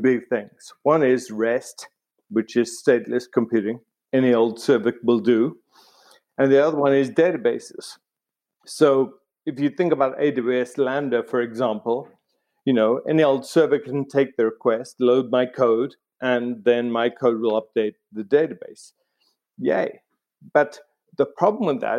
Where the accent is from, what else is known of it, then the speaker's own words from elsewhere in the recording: South Africa; moved away; also born or lived in Cambridge, United Kingdom; I grew up in South Africa